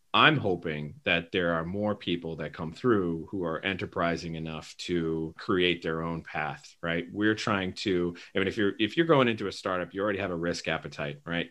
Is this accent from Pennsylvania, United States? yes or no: no; Quincy, Massachusetts, United States; I grew up here in Quincy, Massachusetts